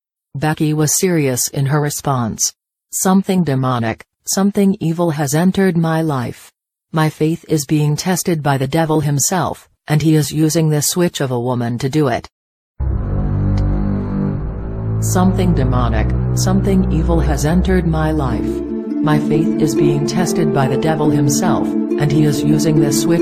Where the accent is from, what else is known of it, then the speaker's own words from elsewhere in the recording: Arvada, Colorado, United States; I worked for 35 years at a bank in my hometown, Arvada.